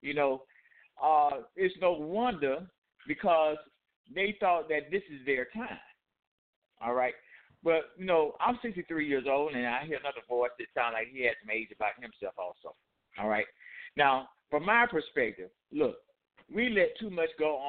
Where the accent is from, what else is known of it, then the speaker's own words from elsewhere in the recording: Atlanta, Georgia, United States; moved away as an adult; now in Albany, United States; I am from Atlanta. I lived in Atlanta for 35 years, and I now live in Albany, Georgia.